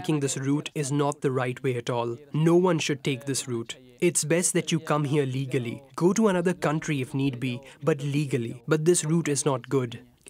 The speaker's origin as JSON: {"language": "English", "region": "Azad Kashmir", "country": "Pakistan", "moved": "as an adult", "said": "I'm from Kashmir. My house is very close to the border with India. There are always tensions and clashes near the border. That was the reason for me to leave Pakistan."}